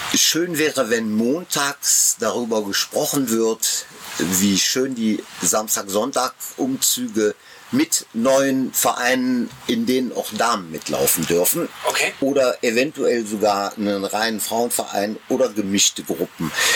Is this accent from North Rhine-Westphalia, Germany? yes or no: yes; Osterath, North Rhine-Westphalia, Germany; Wir haben ja als, als Jugendliche in Osterrad nicht ja. so viele Alternativen gehabt, um mal was zu erleben